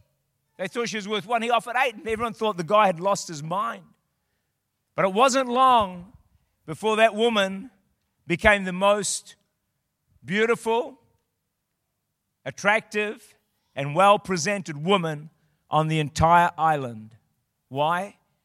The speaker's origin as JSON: {"language": "English", "country": "New Zealand", "said": "I'm from New Zealand."}